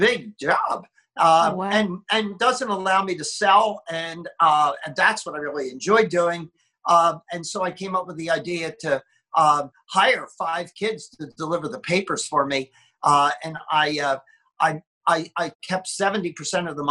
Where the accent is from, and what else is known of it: Philadelphia, Pennsylvania, United States; born or raised there; moved away as an adult; now in Southern California, United States